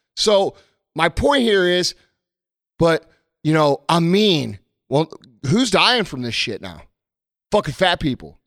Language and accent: English; United States; we as American people